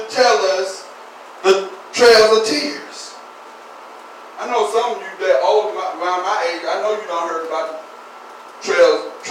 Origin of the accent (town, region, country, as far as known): United States